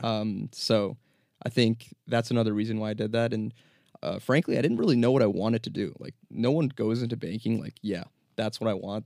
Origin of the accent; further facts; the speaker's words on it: New Jersey, United States; also born or lived in New York; born and raised in New Jersey